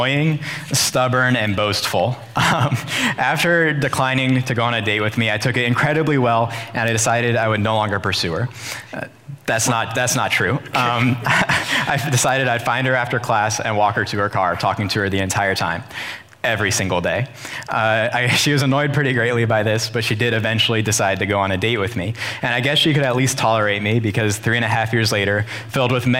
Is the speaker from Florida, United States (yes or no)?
no; Rittman, Ohio, United States; I grew up in Rittman